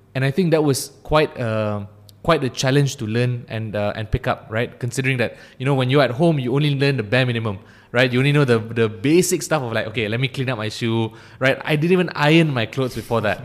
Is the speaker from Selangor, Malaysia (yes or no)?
yes; Ampang, Selangor, Malaysia; also born or lived in Cheras; I, I grew up in, uh, in Ampang. Um, then I moved to Cheras. So I've been in the Klang Valley for my entire life